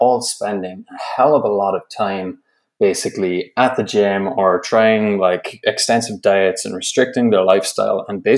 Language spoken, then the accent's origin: English; Ireland; moved away as an adult; now in Canada; But I'm originally from Ireland, and I'm living over here in Canada. And I think, as you said there in the intro, I've been here since 2016